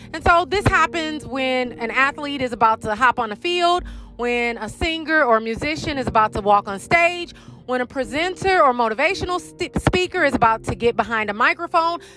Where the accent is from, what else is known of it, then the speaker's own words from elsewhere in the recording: St. Louis, Missouri, United States; moved away; I'm originally from St. Louis, which is a show me state